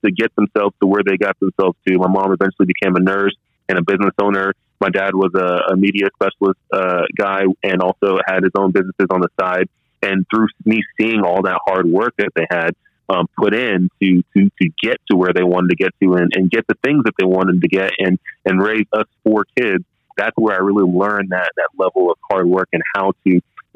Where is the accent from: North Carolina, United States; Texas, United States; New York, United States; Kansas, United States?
Texas, United States; Dallas; growing up in Dallas, Texas